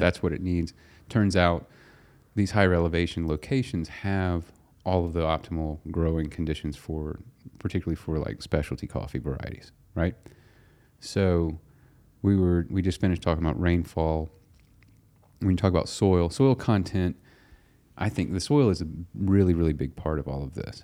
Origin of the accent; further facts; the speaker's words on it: United States; We're two guys from America